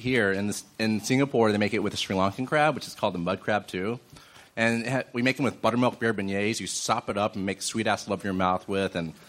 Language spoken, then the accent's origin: English; Texas, United States; now in Los Angeles, United States; I'm actually from Texas.